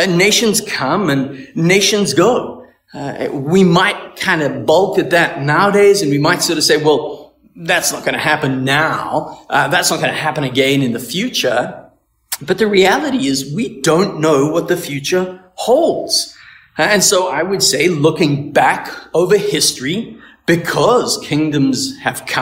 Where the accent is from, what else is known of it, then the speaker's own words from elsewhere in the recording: South Africa; now in Canada; I'm from South Africa